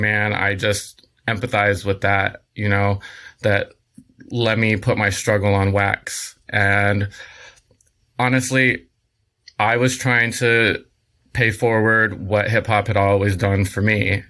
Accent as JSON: {"language": "English", "town": "San Diego", "region": "California", "country": "United States", "tie": "born or raised there", "moved": "yes", "lives_now": "Los Angeles, United States", "said": "I'm originally from San Diego, um, Southern California, born and raised"}